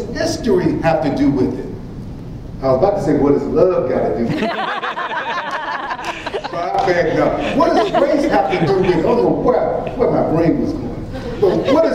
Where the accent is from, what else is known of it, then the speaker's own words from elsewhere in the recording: Birmingham, Alabama, United States; now in St. Louis, United States; I grew up in Birmingham, Alabama.